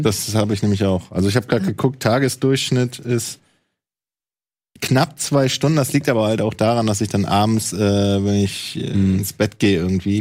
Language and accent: German; Bremen, Germany; moved away as an adult; also born or lived in Mecklenburg-Vorpommern; now in Hamburg, Germany; Ich bin ja gebürtiger Ossi aus Mecklenburg-Vorpommern, bin dann 90 nach Bremen gekommen und bin 2012 nach Hamburg gekommen